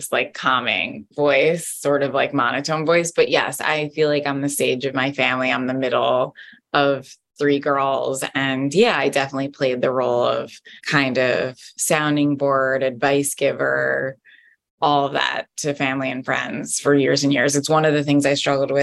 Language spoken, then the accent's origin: English; Jersey Shore, New Jersey, United States; moved away as an adult; also born or lived in Washington, District of Columbia, United States; now in New York City, United States; I'm from New Jersey, Jersey Shore